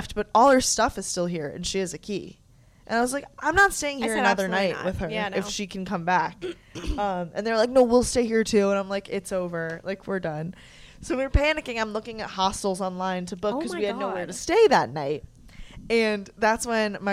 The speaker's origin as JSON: {"language": "English", "country": "United States", "said": "I'm American"}